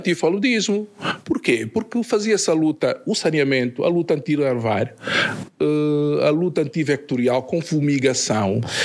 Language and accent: Portuguese; Luanda, Luanda Province, Angola; de onde nasci, na cidade de, de Luanda